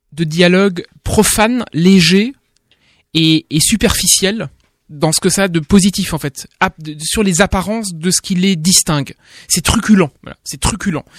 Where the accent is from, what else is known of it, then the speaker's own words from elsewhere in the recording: France; en tant que français